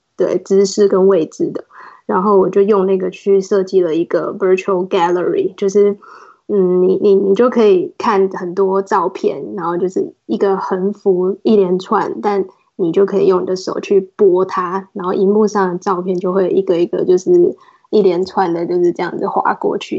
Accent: Taiwan; moved away as an adult; now in United States; 身为一个台湾人来 N B A 工作是一个比较特别的经验

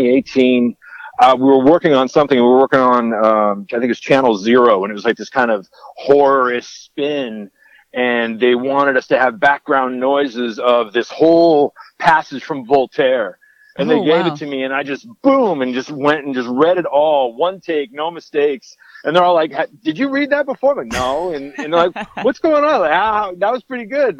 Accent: Santa Rosa, California, United States; moved away as an adult; also born or lived in San Francisco, United States; now in Los Angeles, United States; I competed at Santa Rosa Junior College. That's my hometown

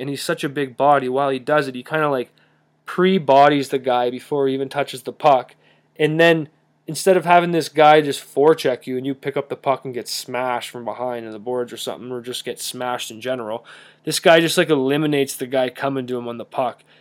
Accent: Calgary, Alberta, Canada; I'm from Calgary

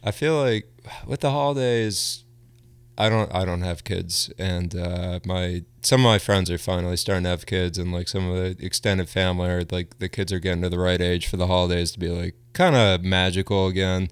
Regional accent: Bucks County, Pennsylvania, United States; growing up in Bucks County, um, it was all filmed there, and I grew up across the street from a cornfield

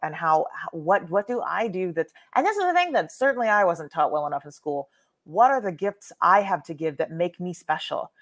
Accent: Texas, United States; I was raised in Texas

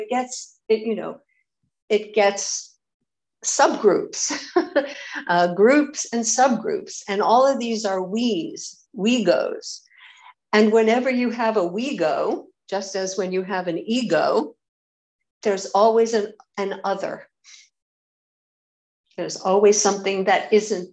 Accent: United States; I'm an American

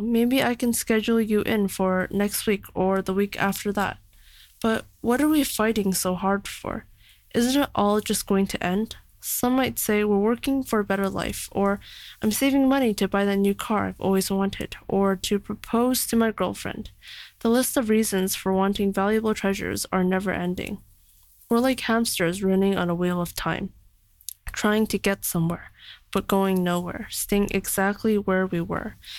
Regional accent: Canada; now in China; I'm from Canada

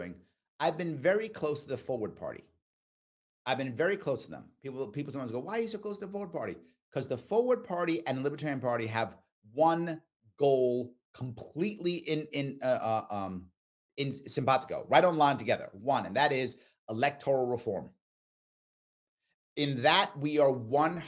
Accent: New York City, New York, United States; I grew up in the Bronx, South Bronx, by Yankee Stadium in the 70s and the 80s

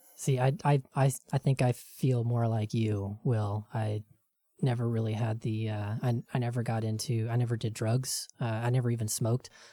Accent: rural Tennessee, United States; where I grew up in Tennessee in rural, very, very Christian Tennessee

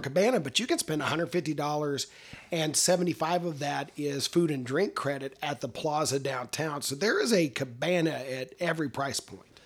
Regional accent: Texas, United States; as a Texan

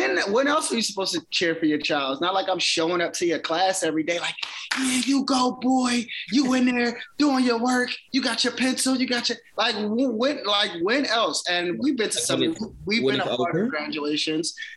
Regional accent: Pennsauken, New Jersey, United States; I'm graduating from Pfeiffer Middle School in Pensauken

